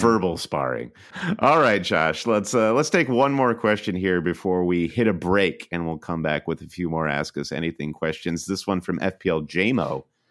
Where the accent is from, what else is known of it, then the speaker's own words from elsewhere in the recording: Michigan, United States; we're both from Michigan, and we both went to Michigan State University